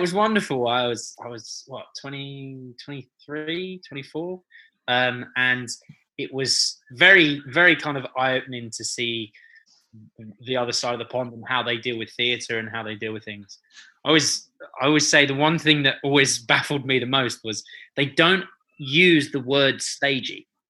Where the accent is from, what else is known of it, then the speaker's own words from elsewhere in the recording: London, United Kingdom; I'm such a London boy. I was born and bred in London, so this is this is my home